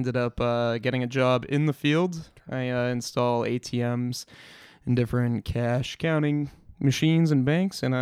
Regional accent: Northbridge, Massachusetts, United States; I am from Northbridge, Massachusetts

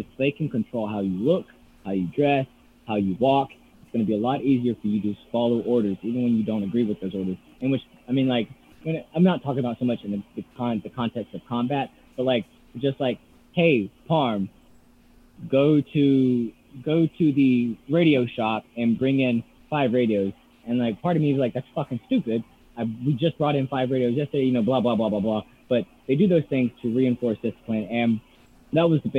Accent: South Georgia, United States; moved away as an adult; we grew up in South Georgia

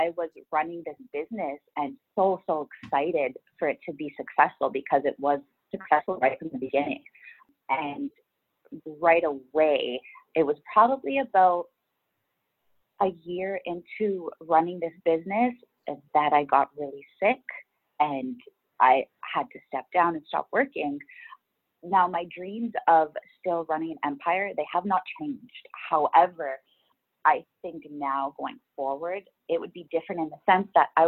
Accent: Ontario, Canada; moved away as an adult; also born or lived in Woodbridge, Ontario; now in Vancouver, Canada; I grew up in Ontario, Canada

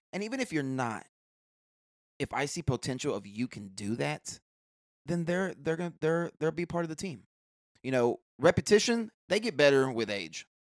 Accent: Houston, Texas, United States; also born or lived in Clear Lake, Houston; born and raised in Houston. I lived out in the Gulfgate area till about, um, sixth grade. Sixth grade, we moved out to Clear Lake

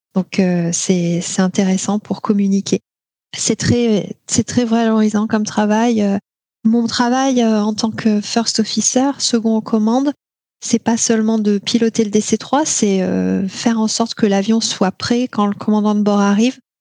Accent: Tours, Centre-Val de Loire, France; moved away; also born or lived in Alaska; là où j'ai grandi à Tours

